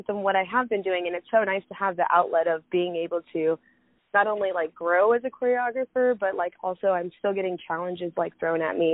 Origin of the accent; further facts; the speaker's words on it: California, United States; now in Arizona, United States; I'm from California, but I'm currently living in Arizona.